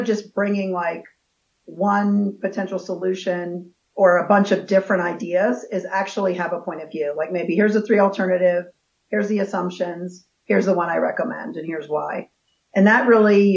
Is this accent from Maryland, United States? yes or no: yes; D.C. area in Maryland, United States; also born or lived in California; now in Colorado, United States; I was born in California, but grew up in the D.C. area in Maryland.